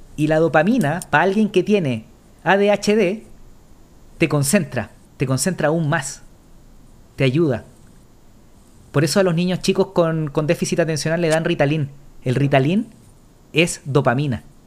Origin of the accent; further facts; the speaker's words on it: Chile; nosotros somos chilenos